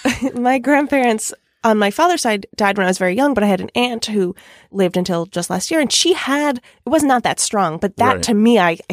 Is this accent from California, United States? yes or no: no; Long Island, New York, United States; accent: Long Island; Did once tell me they couldn't hear me over my Long Island accent.